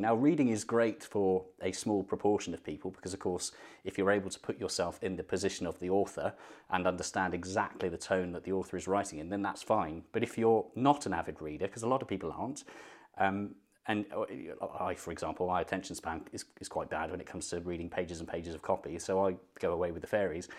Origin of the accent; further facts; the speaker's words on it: London, United Kingdom; moved away as an adult; now in Birmingham, United Kingdom; I grew up in London and my, did my driving test in southwest London